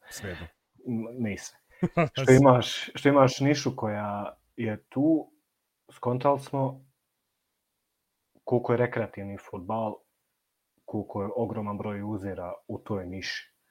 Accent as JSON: {"language": "Croatian", "country": "Bosnia & Herzegovina"}